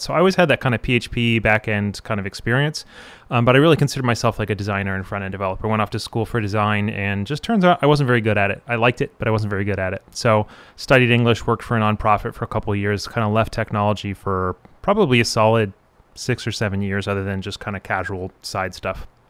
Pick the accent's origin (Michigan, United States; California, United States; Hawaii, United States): Michigan, United States; outside of Detroit; also born or lived in Chicago, Illinois; now in Gainesville, United States; I was born outside of Detroit, and lived in Chicago for three years, and now I live in Gainesville